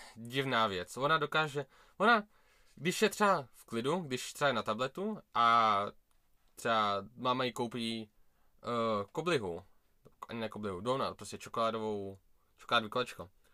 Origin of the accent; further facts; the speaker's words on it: Prague, Czechia; já jsem uh, Rus, jakože já jsem Rus, ale narodil jsem se v Česku, v Praze